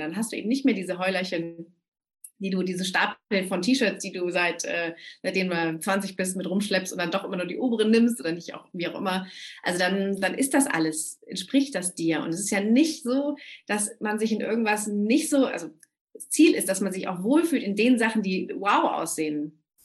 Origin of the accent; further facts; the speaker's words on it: Germany; bei uns in Deutschland